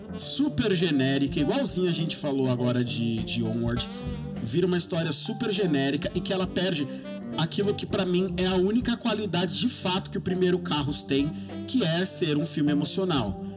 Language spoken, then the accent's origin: Portuguese; Brazil; nós brasileiros